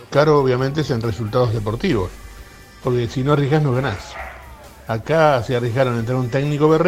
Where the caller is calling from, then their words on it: Barracas, Buenos Aires, Argentina; de Barracas.